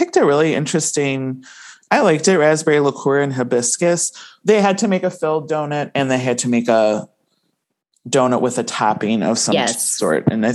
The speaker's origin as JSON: {"language": "English", "region": "Midwest", "country": "United States", "accent": "Midwestern"}